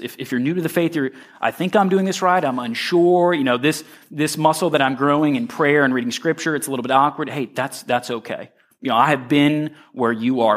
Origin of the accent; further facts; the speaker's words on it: Royal Palm Beach, Florida, United States; when I was a young boy, I grew up in Royal Palm Beach